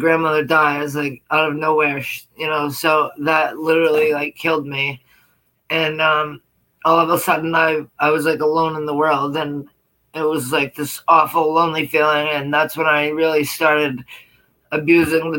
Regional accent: Portland, Maine, United States; also born or lived in Lewiston, Maine; I grew up in Portland, Maine with my grandmother

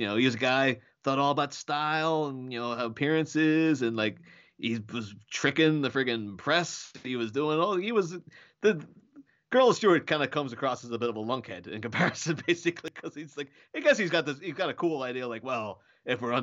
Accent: Ireland; I'm Irish. I have an Irish passport

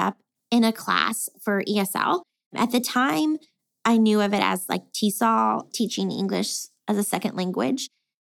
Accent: Texas, United States; I was born and raised here in Texas.

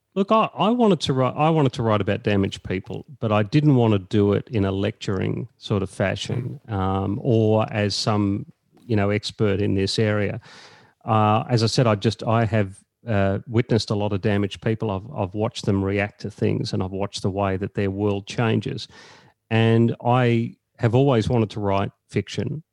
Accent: Echuca, Victoria, Australia; I was born in Echuca, uh, in, in country Victoria, just on the Murray there

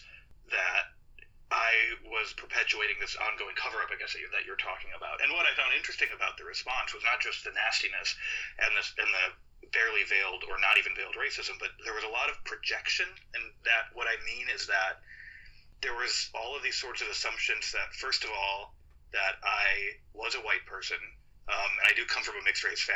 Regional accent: Minneapolis, Minnesota, United States; now in Brooklyn, United States; I grew up in Minneapolis as the Somali community was growing larger and larger

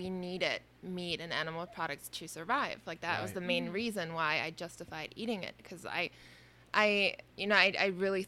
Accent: Brussels, Brussels-Capital Region, Belgium; born or raised there; now in New York, United States

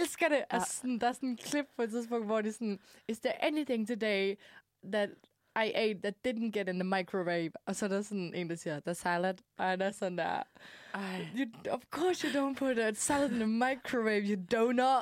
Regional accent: Denmark; now in Copenhagen, Denmark; da jeg boede hjemme i Jylland

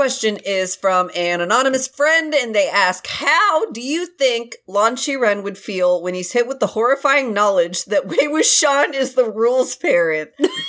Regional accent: United States; I'm gonna have to go with potatoes because I'm very American.

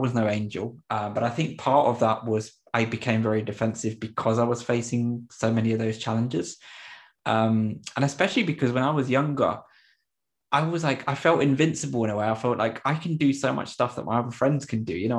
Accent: Popayan, Cauca, Colombia; born there; I was born 3 months premature, and I was born in Popayan, Colombia.

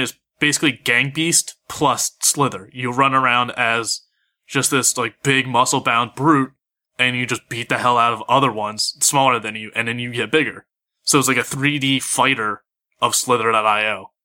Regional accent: Philadelphia, Pennsylvania, United States; I'm from Philly

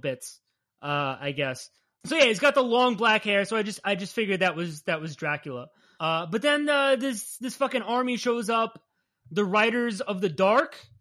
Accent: New Jersey, United States; We're from Jersey

